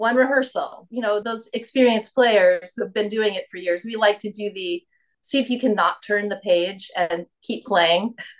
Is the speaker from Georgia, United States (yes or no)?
no; Long Island, New York, United States; I am not from Toledo. I grew up on Long Island, New York. Okay. And so a lot of people are surprised when they hear that because I don't sound necessarily like a typical New Yorker.